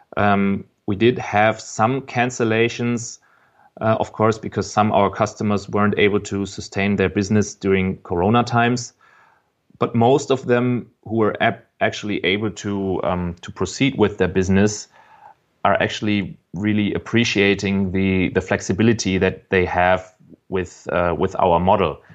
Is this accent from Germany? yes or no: yes; Frankfurt, Hesse, Germany; I'm from Frankfurt. I was born here